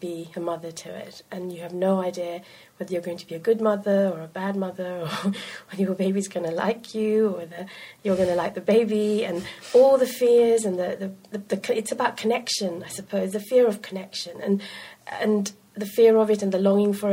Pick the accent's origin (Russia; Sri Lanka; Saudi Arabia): Sri Lanka; moved away; also born or lived in United Kingdom; a hybrid person who'd grown up in Sri Lanka, but very much a part of growing up in Britain as well